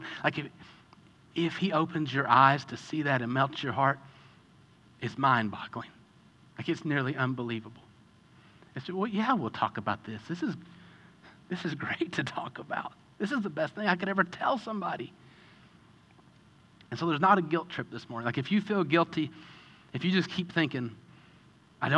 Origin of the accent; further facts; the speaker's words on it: Kentucky, United States; I grew up in Kentucky